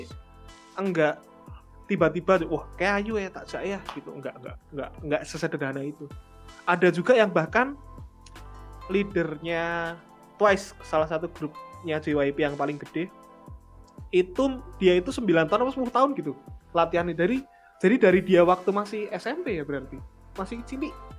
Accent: Yogyakarta, Special Region of Yogyakarta, Indonesia; sebagai warga Jogja, saya harus ini loh, harus bangga loh

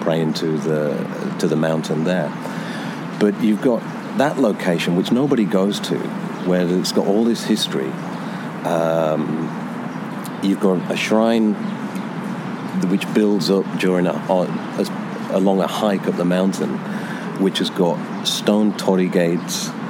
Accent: Lincolnshire, East Midlands, United Kingdom; moved away as an adult; also born or lived in London, United Kingdom; now in Uji, Japan; I'm originally from the UK, born and raised in Lincolnshire, North England

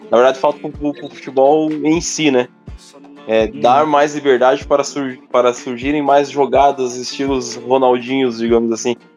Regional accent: Brazil; a gente é brasileiro

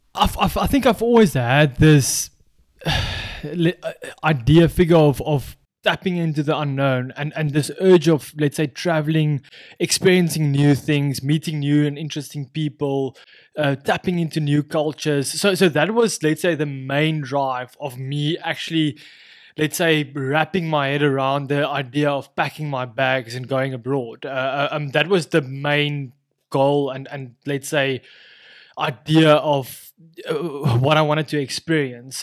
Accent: South Africa; moved away; as any South African

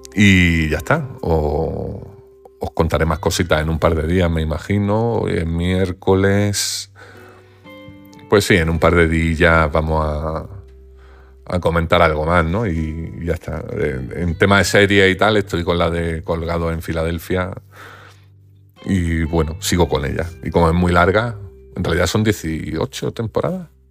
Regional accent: Granada, Andalusia, Spain; yo soy de Granada

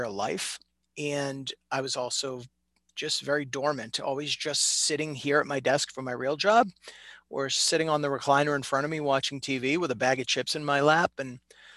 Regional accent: Reading, Massachusetts, United States; I grew up in Reading, Mass. My whole life

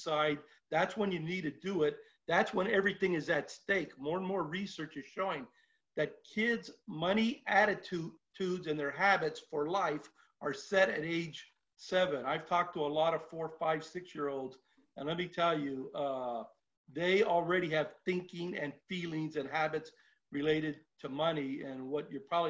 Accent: Los Angeles, California, United States; where I grew up in Lincoln Heights

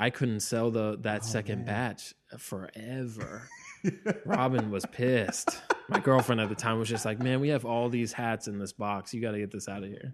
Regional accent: Bay Area, California, United States; growing up in the Bay Area

